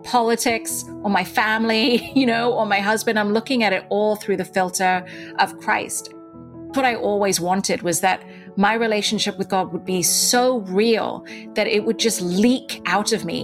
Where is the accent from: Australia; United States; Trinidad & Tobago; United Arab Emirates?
United Arab Emirates; Dubai; accent: British; moved away; also born or lived in India; I was born in India, but I grew up in Dubai, in the Middle East. And in Dubai, I attended a British-run school, which is why I still have a bit of an accent.